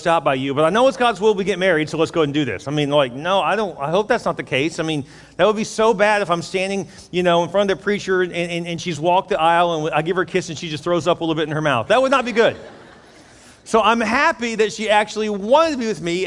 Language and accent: English; Houston, Texas, United States; now in Corpus Christi, United States; I grew up in Houston